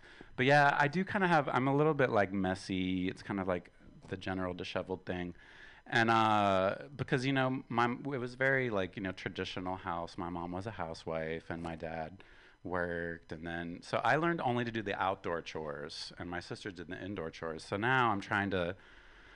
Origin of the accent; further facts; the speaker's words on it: West Virginia, United States; I'm from West Virginia